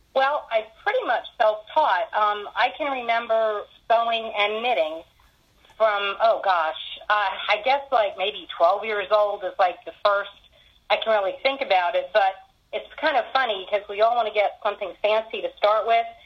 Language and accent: English; Philadelphia area, Pennsylvania, United States; now in Charlotte, United States; in my husband's family, we're from Pennsylvania originally, in Philadelphia area.